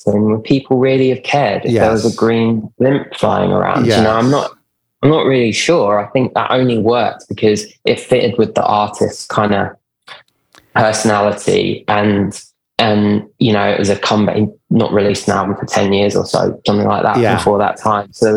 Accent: London, United Kingdom; moved away as an adult; now in New York, United States; I'm based in New York now, but I used to, you can probably tell I'm from London originally

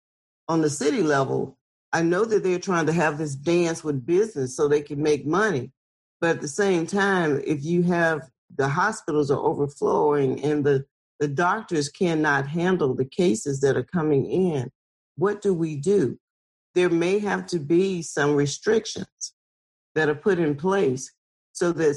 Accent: Lowndes County, Alabama, United States; I'm from Lowndes County, Alabama

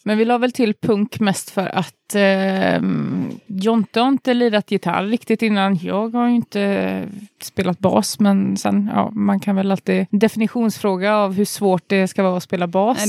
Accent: Uddevalla, Västra Götaland, Sweden; jag och Jonny är från Uddevalla

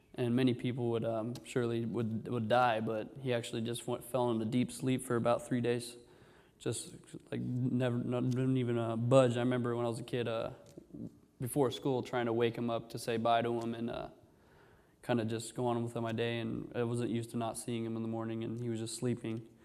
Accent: Orange, California, United States; I was born here in Orange

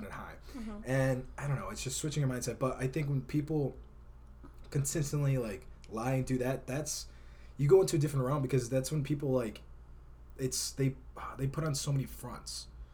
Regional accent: Chicago, Illinois, United States; moved away as an adult; now in Arizona, United States; I'm from Chicago

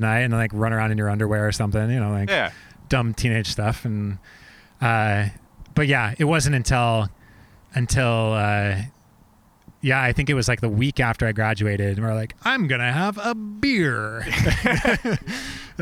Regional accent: Oregon City, Oregon, United States; So I grew up in Oregon City

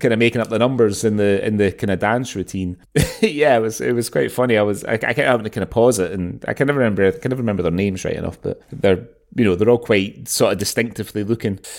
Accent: Glasgow, Scotland, United Kingdom; moved away; growing up in Glasgow and then returning to Glasgow a lot over the years

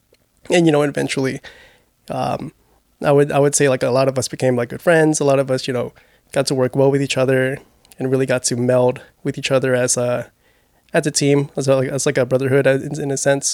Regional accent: Plano, Texas, United States; especially when they heard I was from Plano.

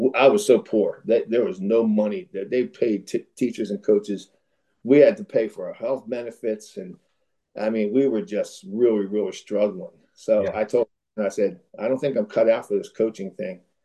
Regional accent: Philadelphia, Pennsylvania, United States; also born or lived in West Virginia / Virginia; I'm from Philadelphia

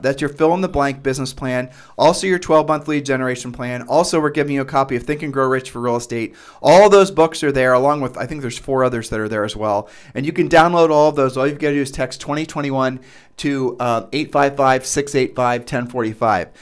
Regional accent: Midwest, United States; we're from the Midwest

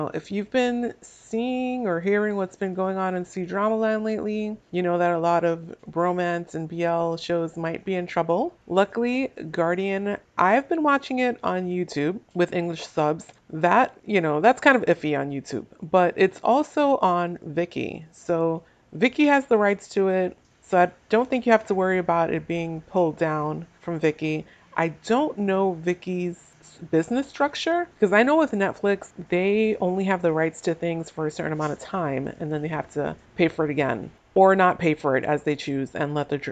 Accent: Northeast of the US, United States; I am from the Northeast of the US. We tend to talk fast here.

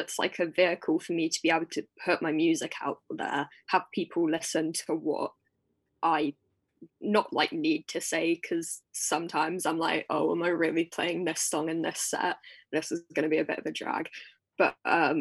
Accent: Essex, East of England, United Kingdom; I'm from Essex.

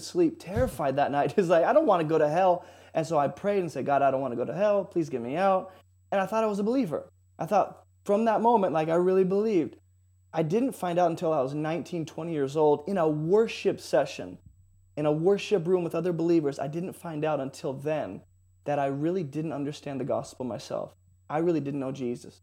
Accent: San Jose, California, United States; I grew up in San Jose, so California

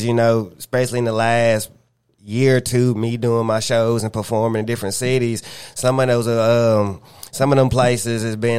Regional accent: the Carolinas, United States; you know, I'm from the Carolinas and, you know, that's more considered a country state

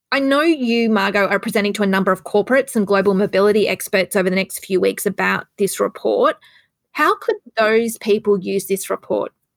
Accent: Australia; moved away as an adult; also born or lived in Singapore; as an Australian and with an intention to come home

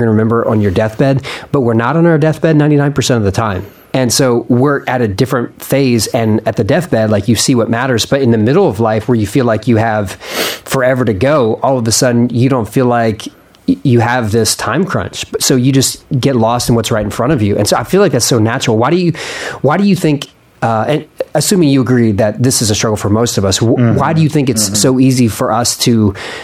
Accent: Philadelphia, Pennsylvania, United States; I'm from Philadelphia

